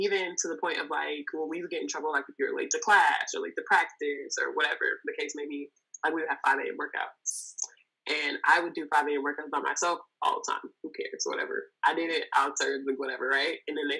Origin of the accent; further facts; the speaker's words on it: Inglewood, California, United States; I grew up in Los Angeles, California. I'm from Inglewood, to be exact.